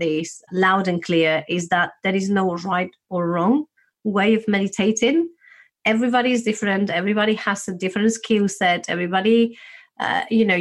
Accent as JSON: {"language": "English", "country": "Spain", "said": "I'm from Spain, a place where we tend to be quite open."}